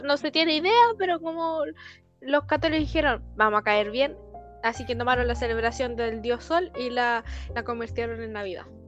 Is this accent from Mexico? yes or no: no; Chile